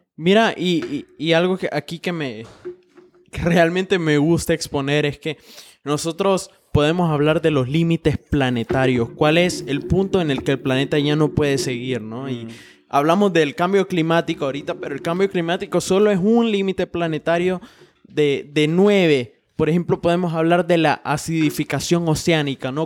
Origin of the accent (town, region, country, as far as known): Honduras